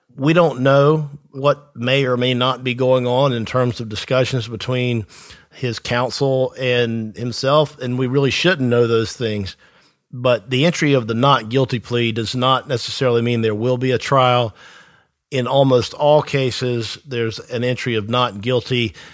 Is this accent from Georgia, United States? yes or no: yes; Tifton, Georgia, United States; I am from Tifton myself, the South Georgia area